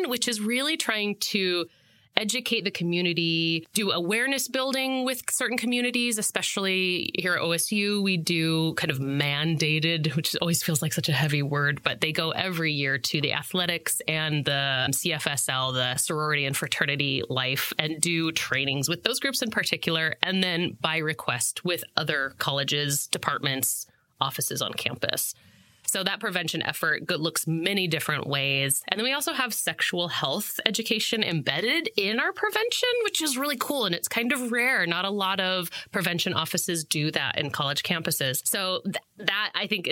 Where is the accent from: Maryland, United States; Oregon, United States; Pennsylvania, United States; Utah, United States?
Oregon, United States; Monmouth; moved away as an adult; also born or lived in New York / Chicago / Colorado / Washington; I grew up in Monmouth for the folks at home, which is 25 miles north of Corvallis.